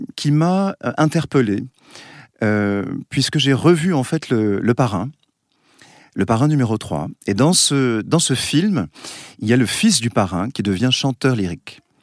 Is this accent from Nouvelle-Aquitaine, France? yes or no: yes; Basque Country, Nouvelle-Aquitaine, France; je viens du Pays Basque, on chante dans les villages